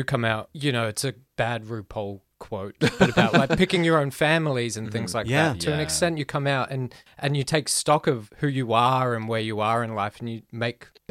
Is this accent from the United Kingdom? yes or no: no; Australia; I'm half Asian, half Australian